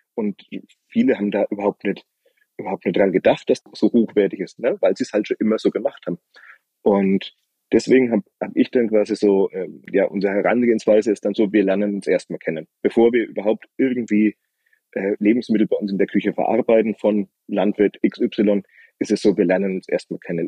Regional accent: Franconia, Bavaria, Germany; bei uns in Franken

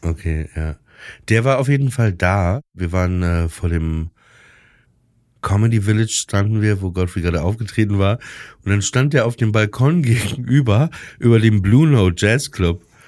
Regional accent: Germany; ich bin auch aus Deutschland

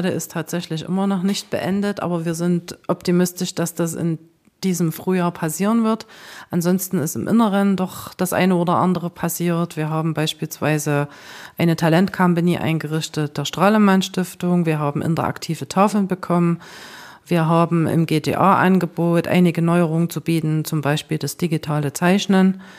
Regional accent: Heide, Schleswig-Holstein, Germany; Ich komme tatsächlich aus Heide und das liegt sehr nah, da kann ich jeden Tag hin und zurücklaufen.

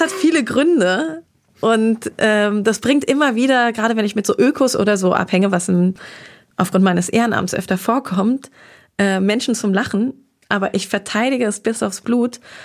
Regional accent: Darmstadt, Hesse, Germany; also born or lived in Groß-Gerau; now in Berlin, Germany; Aber aus Südhessen komme ich, bin im schönen Darmstadt aufgewachsen. Das ist meine Heimatstadt.

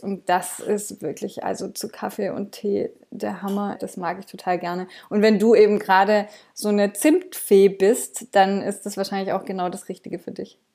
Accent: Swabia, Baden-Württemberg, Germany; ich komme jetzt hier aus dem Schwabenländle und da isst man auch gern mal eine Butterbrezel

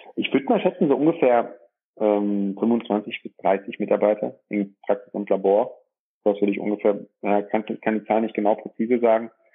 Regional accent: Dorsten, North Rhine-Westphalia, Germany; komme aus dem schönen Dorsten, einer kleinen und mittelgroßen Stadt, 90.000 Einwohner, äh, welches zwischen dem Münsterland und im Ruhrgebiet liegt, ähm, im Kreis Recklinghausen. Bin hier geboren

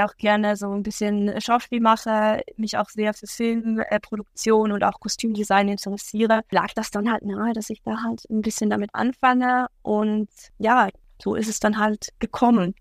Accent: Switzerland; Ich bin aus der Schweiz.

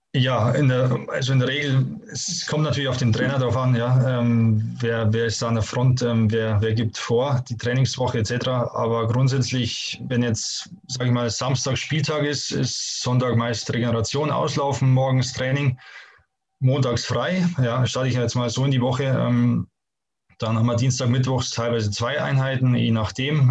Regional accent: Bavaria, Germany; moved away as an adult; also born or lived in Hamburg / Stuttgart; ich komme ja wirklich direkt aus den Bergen

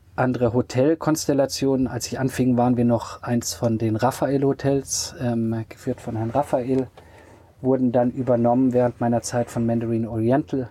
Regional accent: Radolfzell, Baden-Württemberg, Germany; moved away as an adult; also born or lived in New York / Freiburg / Paris; aufgewachsen bin ich ja am Bodensee

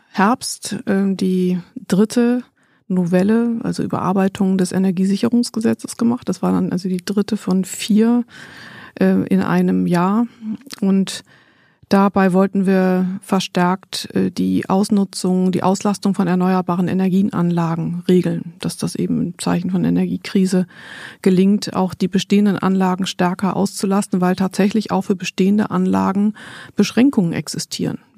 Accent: Berlin, Germany; born there; Geboren bin ich 1971 und äh, ist lange her und ähm, bin in Berlin geboren, bin aber nicht hier aufgewachsen.

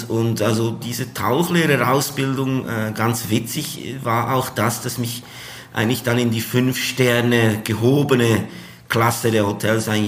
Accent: Switzerland; Ja, also allgemein äh, ist es ja als Schweizer so, dass äh, wenn man vier Stunden zu Fuß geht, ist man ja schon im Ausland.

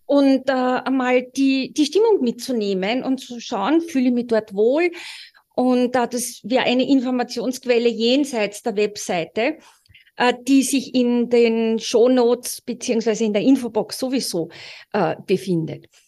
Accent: Austria; Wir sind beide Österreicher

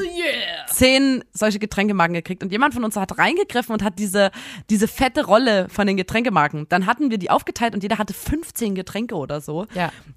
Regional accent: Saxony, Germany; man bleibt bei uns in Sachsen, ich weiß nicht, ob es überall so ist, bis zur 10., dann im Gymnasium zusammen als Klasse

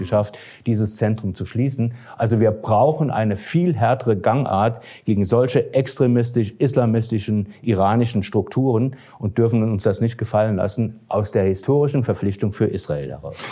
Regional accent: Germany; wir Deutschen

